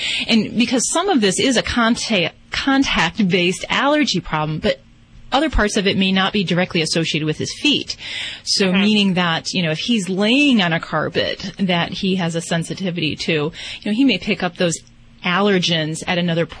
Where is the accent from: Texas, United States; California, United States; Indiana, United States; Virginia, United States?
Indiana, United States; I'm from Indiana myself, so yeah, shout out.